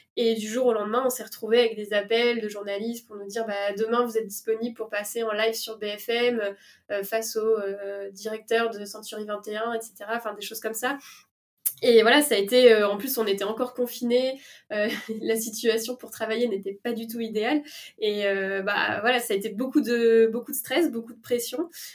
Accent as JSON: {"language": "French", "town": "La Rochelle", "region": "Nouvelle-Aquitaine", "country": "France", "also_born_or_lived": "Paris", "moved": "yes", "said": "je suis pas originaire de Paris, je viens de La Rochelle"}